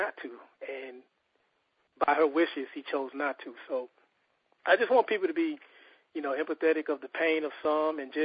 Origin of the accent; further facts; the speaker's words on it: Mobile, Alabama, United States; moved away as an adult; now in Maryland, United States; growing up in Mobile